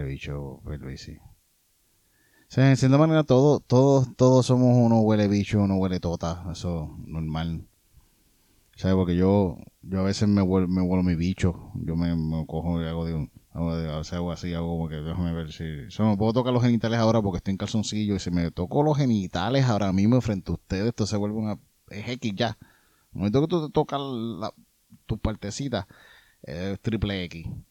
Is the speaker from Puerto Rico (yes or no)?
yes; Yauco, Puerto Rico; yo soy de, de Yauco.